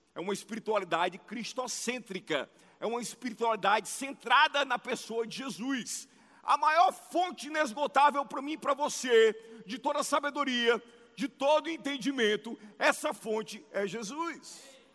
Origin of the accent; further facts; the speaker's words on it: Ceará, Brazil; como um bom cearense